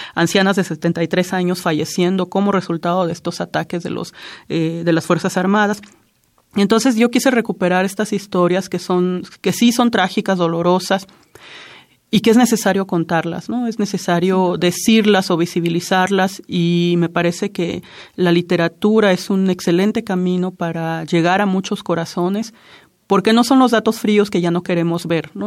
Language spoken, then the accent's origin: Spanish; Juchitán, Oaxaca, Mexico; first language Zapotec; Spanish is a second language; nací en Juchitán, Oaxaca